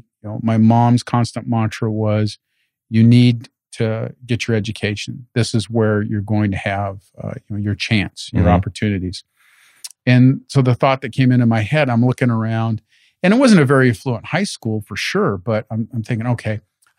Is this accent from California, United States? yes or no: yes; Paramount, California, United States; also born or lived in Lynwood; I was born in Linwood, mm-hmm. and I went to middle and high school in Paramount. So I'm straight out of right next to Compton.